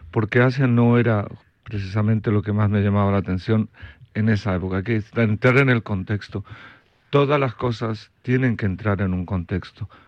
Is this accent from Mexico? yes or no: no; Belgium; also born or lived in Chile; Soy de Bélgica, nací en Chile. Soy de Bélgica